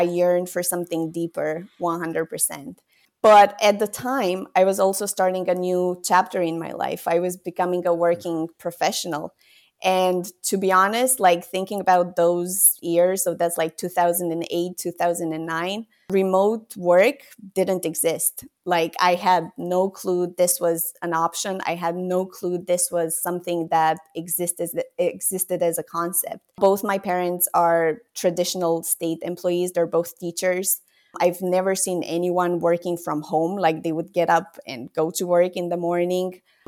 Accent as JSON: {"language": "English", "country": "Romania", "tie": "born or raised there", "said": "It's a completely different place from where I was brought up in Romania."}